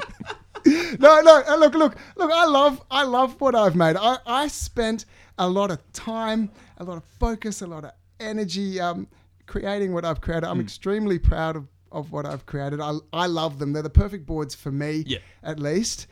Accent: Sydney, New South Wales, Australia; I'm from the suburbs of the North Shore

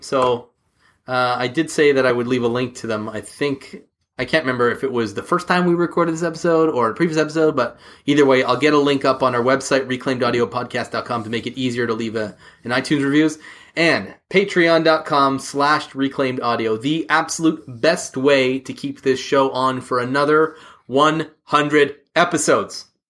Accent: Canada; We're both Canadian

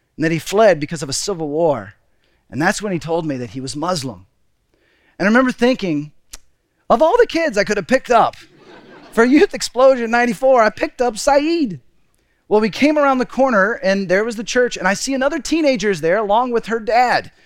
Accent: Texas, United States; moved away as an adult; also born or lived in Seattle; My wife, Deborah, and I, we grew up in Texas, but right after we got married, two months after we got married, we moved to Seattle

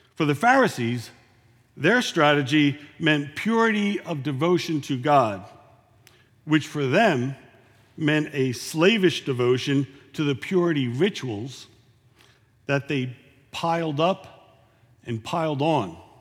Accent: Philadelphia, Pennsylvania, United States; now in San Antonio, United States; I'm from Philadelphia

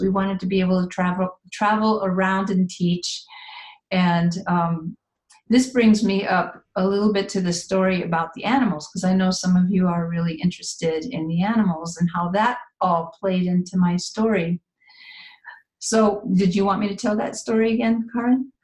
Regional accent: Midwest, United States; moved away; also born or lived in San Jose, California; I'm originally from the Midwest

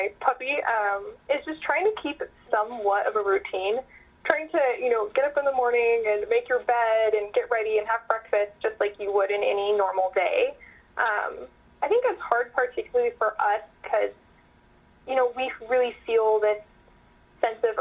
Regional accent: Calaveras County, Northern California, United States; I am from Calaveras County

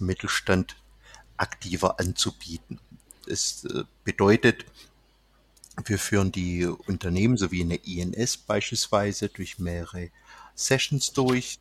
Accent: Swabia, Baden-Württemberg, Germany; accent: leicht schwäbisch (slight Swabian); Der leicht schwäbische Akzent

